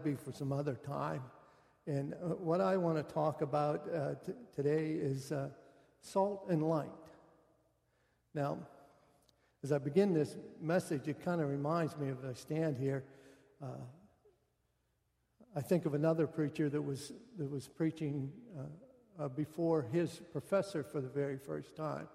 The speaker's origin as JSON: {"language": "English", "region": "Western Pennsylvania", "country": "United States", "also_born_or_lived": "West Virginia", "moved": "as an adult", "said": "I come from Western Pennsylvania."}